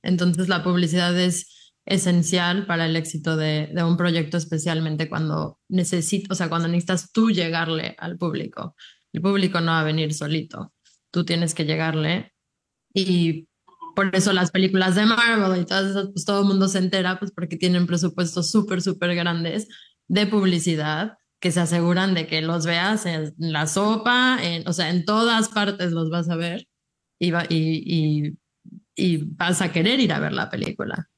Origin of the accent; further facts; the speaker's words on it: Mexico; now in United States; orgullosas de ser mexicanas